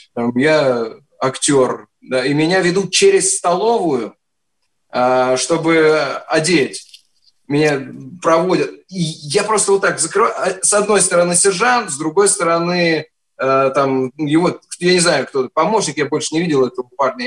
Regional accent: Penza, Penza Oblast, Russia; moved away; also born or lived in Moscow; вообще из Пензы, но призывался из Москвы

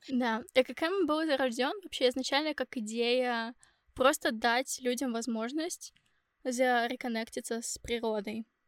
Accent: Ufa, Bashkortostan, Russia; moved away as an adult; now in Finland; я сама из Уфы

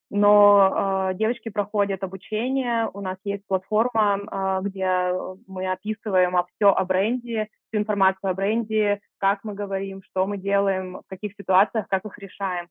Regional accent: Irkutsk, Irkutsk Oblast, Russia; moved away; also born or lived in Moscow; я открыла первый стрит-магазин в своем родном городе, я из Иркутска

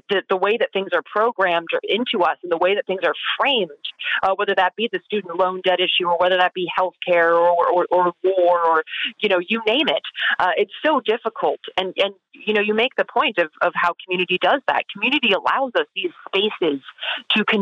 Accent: the South, United States; growing up in the South

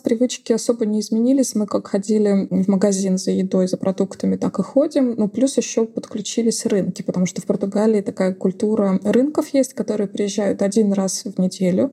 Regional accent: Russia; moved away as an adult; now in Portugal; для русских людей, когда мы приезжаем из России

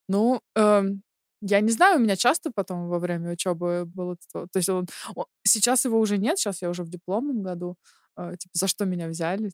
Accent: Chekhov, Moscow Oblast, Russia; now in Germany; Я из Московской области, город Чехов

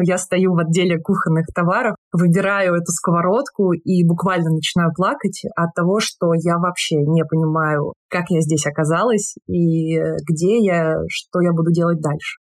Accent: Tula, Tula Oblast, Russia; moved away as an adult; Я из Тулы, недалеко от Москвы.

